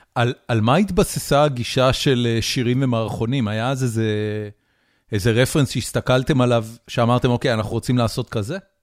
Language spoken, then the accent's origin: Hebrew; Haifa, Haifa District, Israel; אני גדלתי בחיפה